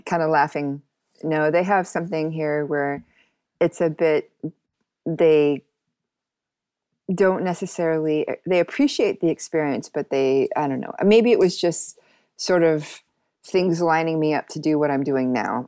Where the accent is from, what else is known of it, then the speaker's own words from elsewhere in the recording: Seattle, Washington, United States; moved away as an adult; also born or lived in New York; now in Amsterdam, Netherlands; originally I was born in Seattle